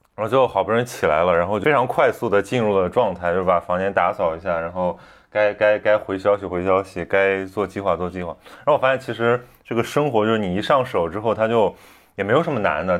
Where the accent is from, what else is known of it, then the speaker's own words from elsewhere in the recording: Qingdao, Shandong, China; accent: Qingdao dialect; moved away; 我偏偏是个， 是个青岛人